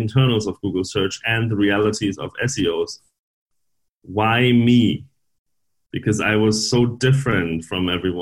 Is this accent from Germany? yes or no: yes; Northern Germany, Germany; I'm from Germany originally, northern Germany.